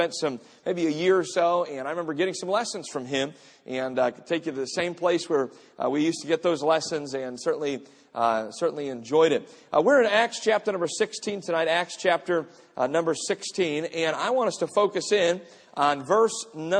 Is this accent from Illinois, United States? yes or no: no; Cleveland, Ohio, United States; I grew up in an urban type of a community. My family and I grew up on West 128th Street in the city of Cleveland.